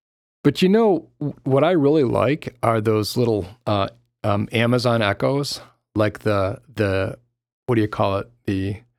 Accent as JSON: {"language": "English", "town": "Park Ridge", "region": "Illinois", "country": "United States", "tie": "born or raised there", "said": "For thin crust, I really do like Pizza Factory because it reminds me of the pizza that I grew up with down in Park Ridge."}